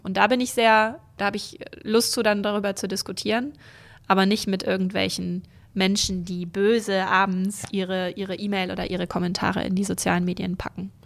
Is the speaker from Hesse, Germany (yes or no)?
no; North Frisia, Schleswig-Holstein, Germany; born or raised there; also born or lived in Rendsburg / Berlin; now in Kiel, Germany